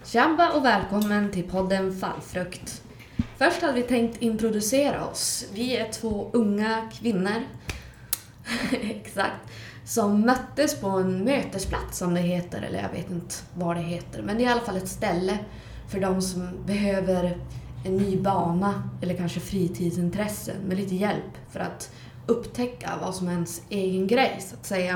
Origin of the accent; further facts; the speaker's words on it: Skellefteå, Västerbotten County, Sweden; Jag är också från Skellefteå och bor här för tillfället